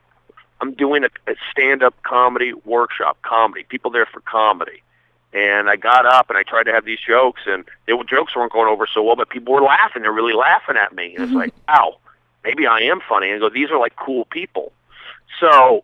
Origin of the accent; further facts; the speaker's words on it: Los Angeles, California, United States; also born or lived in Sacramento / Seattle / New York; I grew up here in L.A., in the Valley, San Fernando Valley